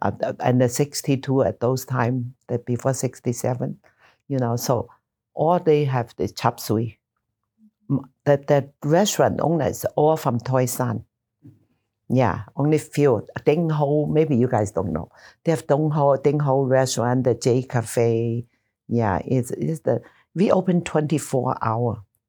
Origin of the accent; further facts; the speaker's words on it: Nassau, New Providence, Bahamas; now in United States; I enjoy the weather because I'm from Nassau, Bahama. We always have hurricane and always, you know. So I was so happy there are no hurricane here.